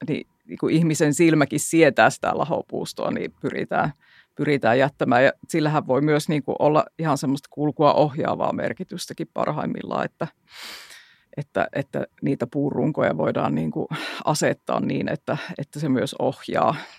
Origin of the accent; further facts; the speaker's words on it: Jyväskylä, Central Finland, Finland; meillä Jyväskylässä